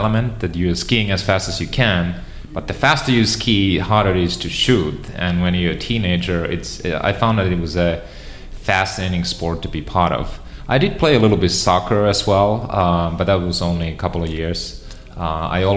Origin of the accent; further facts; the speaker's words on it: Finland; English is a second language; moved away as an adult; now in United States; I grew up in Finland, and you know, I grew up on a farm